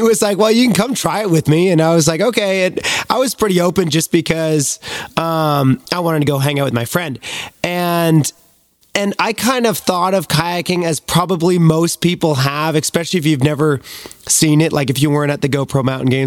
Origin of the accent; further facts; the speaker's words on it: Beachburg, Ontario, Canada; I grew up in a small town called Beechburg, Ontario